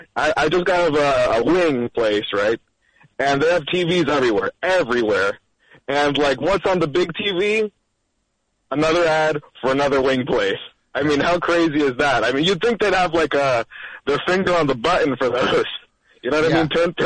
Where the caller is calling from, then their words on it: Newark, Delaware, United States; from Newark, Delaware.